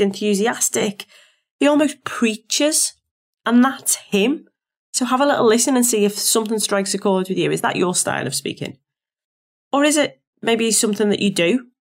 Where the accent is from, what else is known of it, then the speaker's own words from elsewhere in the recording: Liverpool, North West England, United Kingdom; accent: Scouse; my accent as a scouser